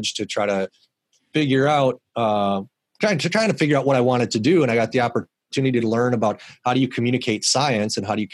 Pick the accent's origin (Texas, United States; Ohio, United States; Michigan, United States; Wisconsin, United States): Wisconsin, United States; Milwaukee; I grew up in Milwaukee and loved the Brewers, of course, because I grew up there.